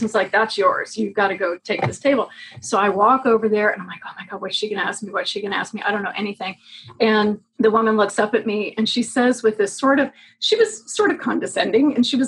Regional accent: St. Louis, Missouri, United States; also born or lived in Los Angeles; Well, grew up in St. Louis and then Los Angeles and then Louisville, Kentucky.

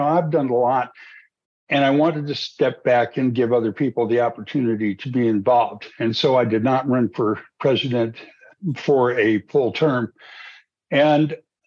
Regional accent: New Mexico, United States; moved away as an adult; also born or lived in Santa Fe, New Mexico / Archuleta County, Colorado; now in Colorado, United States; I grew up in New Mexico

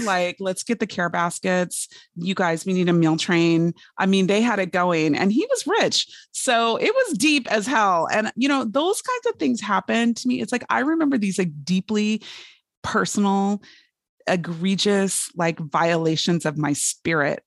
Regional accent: Fresno, California, United States; I grew up in Fresno, California

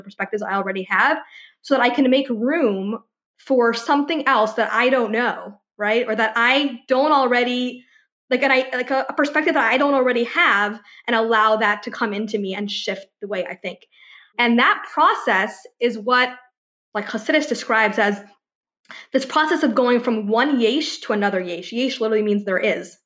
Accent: Ithaca, New York, United States; now in Los Angeles, United States; I grew up in Ithaca, New York, that's upstate

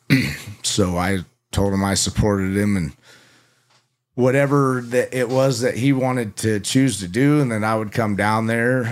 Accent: Indiana, United States; also born or lived in Phoenix, Arizona / Mesa, Arizona; when I was about six or seven, we kinda got uprooted and, and loaded everything up and moved almost all the way across the U S A to Indiana.

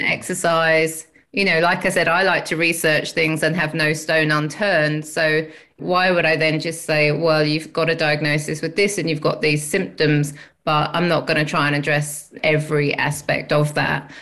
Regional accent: England, United Kingdom; now in Australia; as you can tell by my accent, I'm from England

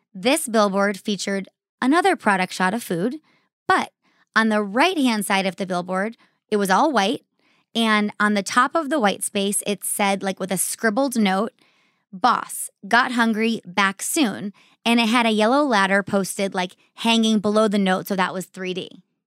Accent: Arizona, United States; I grew up here in Arizona.

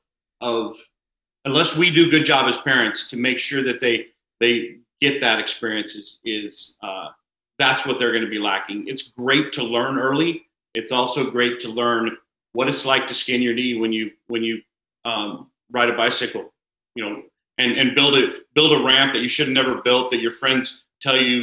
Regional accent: Cashmere, Washington, United States; also born or lived in Wenatchee, Washington; I grew up in a smaller town. I was born in Wenatchee, a small town named Cashmere High School, or Cashmere, Washington.

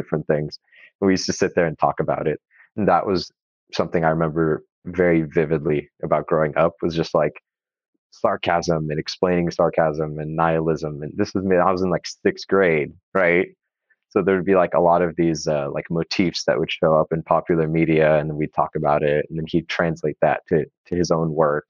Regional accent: Corona, California, United States; I grew up in a small, very hot town in Southern California called Corona, Inland Empire, near kind of Riverside area

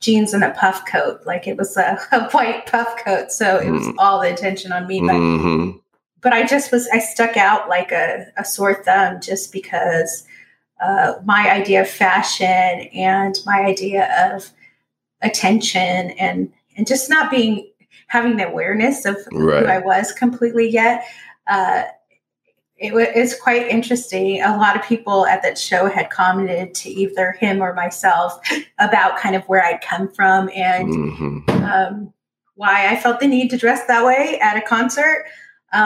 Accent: Orange County, California, United States; I grew up in Orange County, in California

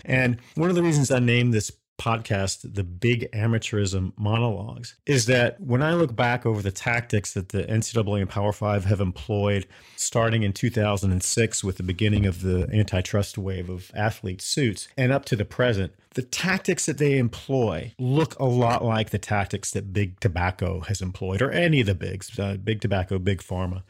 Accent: Durham, North Carolina, United States; moved away as an adult; also born or lived in Athens, Georgia; I grew up in Durham. Uh, Durham's my hometown.

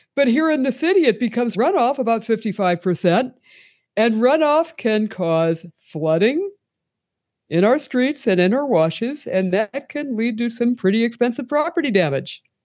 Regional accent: Pennsylvania, United States; moved away as an adult; now in Tucson, United States; I'm originally from Pennsylvania

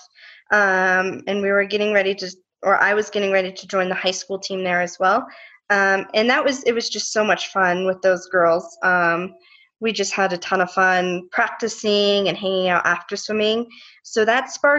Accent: Colorado, United States; growing up in Colorado

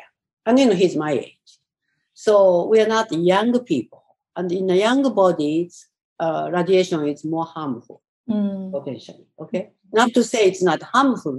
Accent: Tokyo, Japan; moved away as an adult; now in New York, United States; Tokyo, where I grew up, and some of the countryside I grew up was close to Fukushima.

